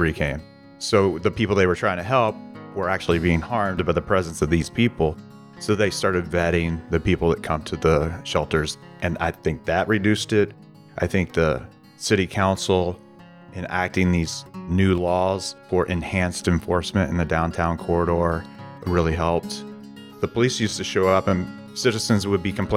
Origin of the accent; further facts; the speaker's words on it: Kentucky and Northern Virginia, United States; now in Oregon, United States; I grew up in the East, Kentucky, and Northern Virginia, right outside of Washington, D.C.